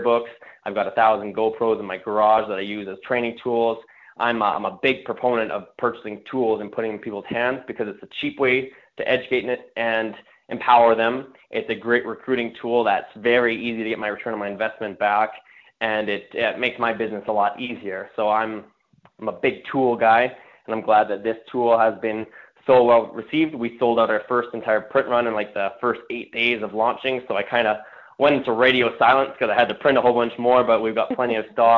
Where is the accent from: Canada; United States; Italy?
Canada; I'm from Canada